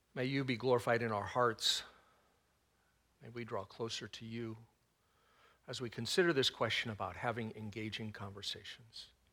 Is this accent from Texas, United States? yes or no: yes; Texas, United States; I'm not prone to Southern speak, even though I was born in Texas